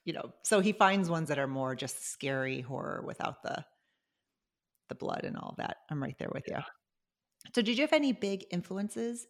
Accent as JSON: {"language": "English", "area": "western suburbs of Chicago", "region": "Illinois", "country": "United States", "tie": "born or raised there", "said": "I grew up in the western suburbs."}